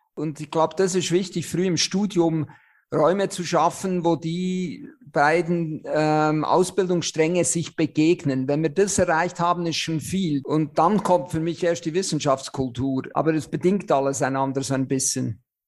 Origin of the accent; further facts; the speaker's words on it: Switzerland; accent: Swiss; moved away as an adult; now in Germany; ich bin ja Schweizer, wie man unschwer hört